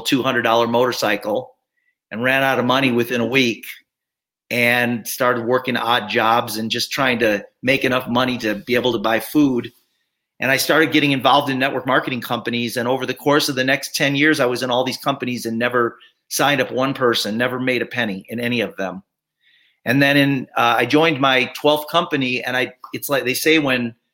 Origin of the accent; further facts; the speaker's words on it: Chicago, Illinois, United States; moved away as an adult; also born or lived in Arizona; I grew up in Chicago